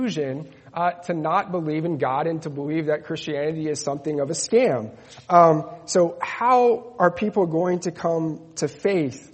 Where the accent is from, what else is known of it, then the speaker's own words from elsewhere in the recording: Netherlands; moved away; also born or lived in Spain; I grew up in the Netherlands